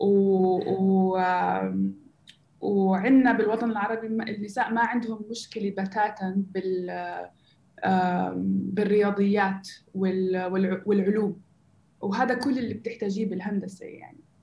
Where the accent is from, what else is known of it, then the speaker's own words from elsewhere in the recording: Gaza, Gaza Strip, Palestine; moved away as an adult; also born or lived in Silicon Valley; أنا أصلا فلسطينية من غزة آه، عشت انولدت بغزة وعشت حياتي هناك